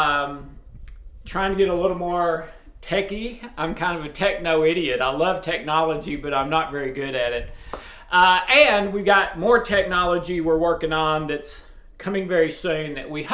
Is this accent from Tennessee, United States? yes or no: yes; East Tennessee, United States; also born or lived in Brentwood, Tennessee; I was born and bred in Tennessee, but in a very small town in East Tennessee